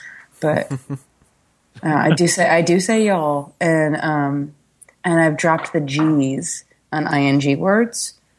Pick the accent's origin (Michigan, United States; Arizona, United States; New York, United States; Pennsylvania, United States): Michigan, United States; also born or lived in Georgia; now in Jacksonville, United States; I'm from Michigan, and people always, people in Jacksonville are like, you're not from here, and I'm like, no, I just moved here from Georgia.